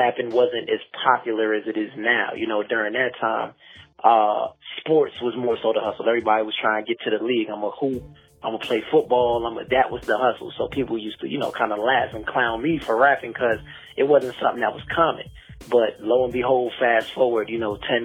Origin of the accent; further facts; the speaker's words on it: Glenmont, Maryland, United States; I'm from Maryland. A lot of times I say shout out Glenmont because that's specifically the area I was in.